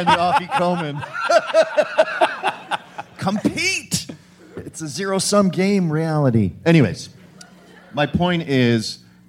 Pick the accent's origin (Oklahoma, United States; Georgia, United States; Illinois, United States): Illinois, United States; we're from Illinois.